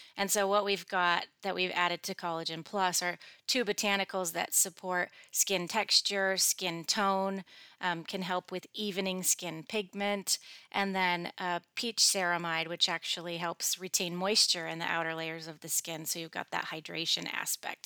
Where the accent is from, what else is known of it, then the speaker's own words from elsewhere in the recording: Michigan, United States; When I was growing up in Michigan, it's like cloudy seventy percent